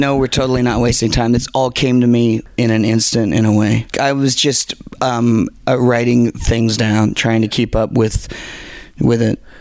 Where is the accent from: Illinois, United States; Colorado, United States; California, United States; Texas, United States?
California, United States; Garden Grove; also born or lived in Inglewood, California / Venice, California; I grew up in Garden Grove